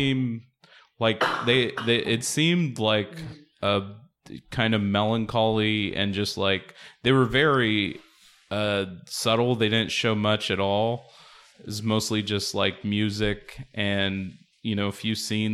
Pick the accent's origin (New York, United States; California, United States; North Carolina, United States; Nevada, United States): California, United States; La Mirada; I grew up in La Mirada, but my grandparents lived in Huntington Park